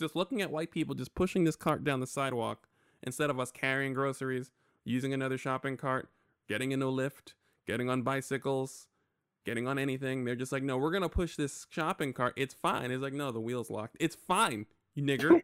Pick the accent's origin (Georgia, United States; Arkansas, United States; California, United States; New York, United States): New York, United States; I'm from New York